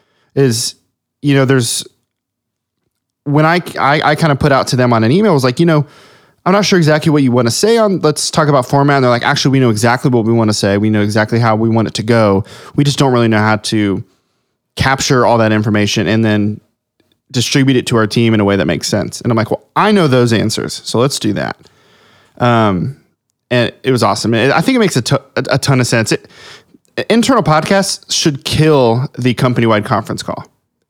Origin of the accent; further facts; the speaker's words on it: Ohio, United States; I grew up in Southwest Ohio.